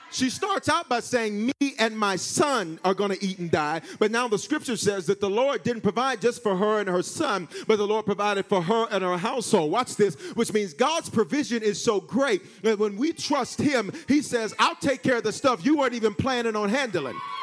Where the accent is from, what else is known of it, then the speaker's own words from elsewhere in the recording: the South, United States; I'm from the South